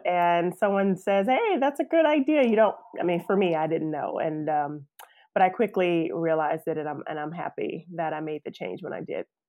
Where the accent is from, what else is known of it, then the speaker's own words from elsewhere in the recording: South Carolina, United States; moved away as an adult; also born or lived in Atlanta; I'm, I'm from South Carolina, but came down to Atlanta to go to Georgia Tech